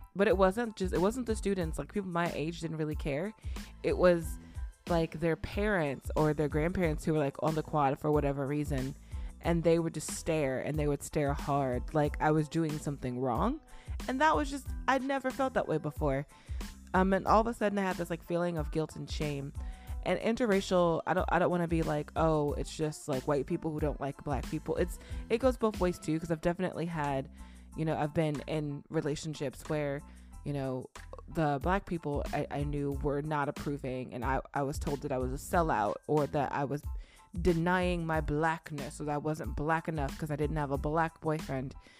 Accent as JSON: {"language": "English", "region": "Illinois", "country": "United States", "said": "I'm from Illinois"}